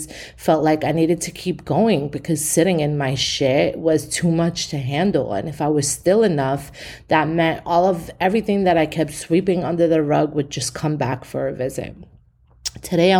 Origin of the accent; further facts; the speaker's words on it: New York City, New York, United States; I'm born and raised in East New York. I come from the hood